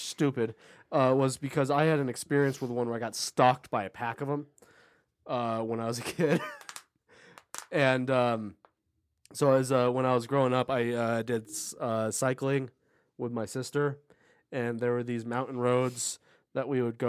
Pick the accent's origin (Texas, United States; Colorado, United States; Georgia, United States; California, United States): California, United States; Los Angeles; moved away; my hometown and it's in the LA area, but it's right on the border where the desert, like where it reaches the desert area.